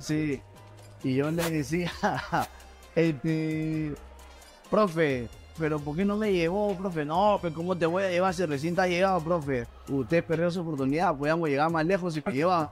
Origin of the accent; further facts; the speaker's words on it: Lima, Peru; yo soy de Mirones del barrio Cachín